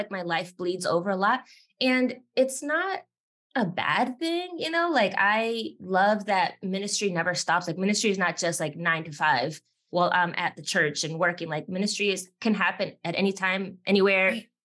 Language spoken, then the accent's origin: English; Miami, Florida, United States; now in South Carolina, United States; I grew up in Miami, which is full of Latinos from every Latin American country